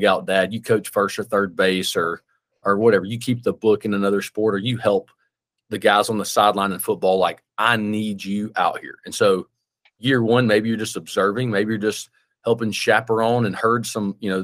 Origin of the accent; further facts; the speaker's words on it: Birmingham, Alabama, United States; moved away; I live in my hometown or whatever now, right? I moved back to my hometown. I'm from Birmingham